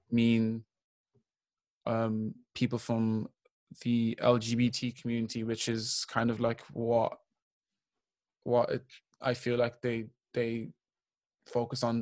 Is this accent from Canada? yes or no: no; Dublin, Leinster, Ireland; question when they ask you where are you from yeah i could say i'm i'm from dublin